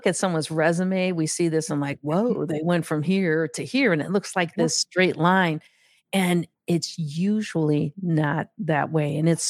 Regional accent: Gary, Indiana, United States; So I grew up in Gary, Indiana, which is a steel town.

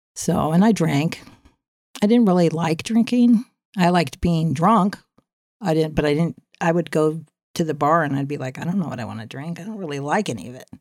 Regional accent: San Diego, California, United States; moved away; also born or lived in Norfolk, Virginia / Westminster, California; when we moved to Claremont in San Diego

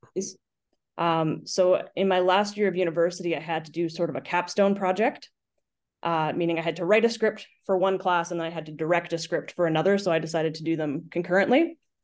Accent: Lake Cowichan, British Columbia, Canada; moved away as an adult; also born or lived in Victoria, Canada; now in Kelowna, Canada; I grew up in an itty-bitty town in South Central Vancouver Island called Lake Cowichan

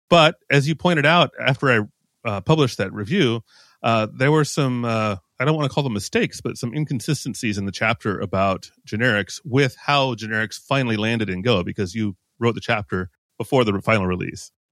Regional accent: United States; now in European Union; I am an American, but I live in the E U

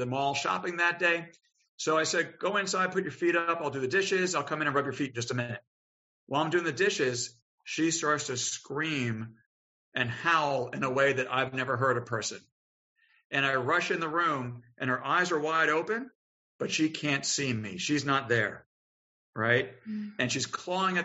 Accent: Long Island, New York, United States; moved away as an adult; now in Richmond, United States; I was from Long Island

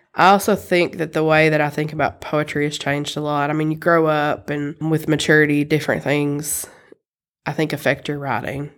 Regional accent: Eastern Kentucky, United States; now in Lexington, United States; I grew up in Eastern Kentucky in a very rural place

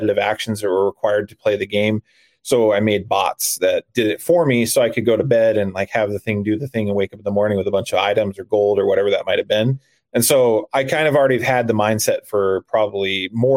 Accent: Arizona, United States; moved away as an adult; I'm originally from Arizona, but I am a full-time RVer.

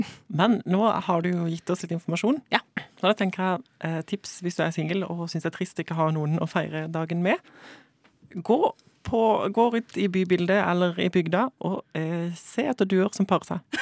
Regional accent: Sørlandet, Southern Norway, Norway; Fra Sørlandet

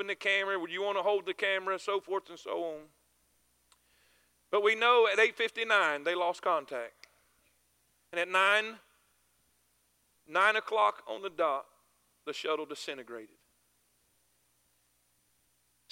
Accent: near Cocoa Beach, South Florida, United States; I grew up in South Florida, not far from Cocoa Beach and Kennedy Space Center.

